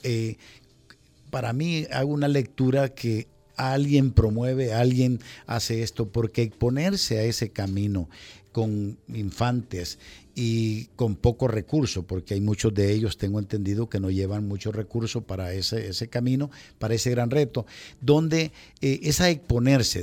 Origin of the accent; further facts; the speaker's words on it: El Salvador; moved away; also born or lived in United States; como latino, como salvadoreño